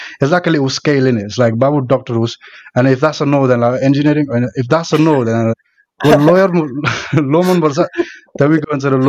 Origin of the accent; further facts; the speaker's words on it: eastern Nepal, Nepal; now in United Kingdom; So, I'm basically a Tapali. So, that's east of the country.